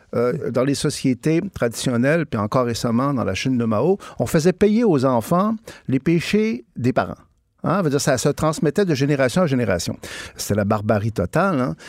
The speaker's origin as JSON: {"language": "French", "town": "Saguenay", "region": "Quebec", "country": "Canada", "said": "moi, je viens du Saguenay"}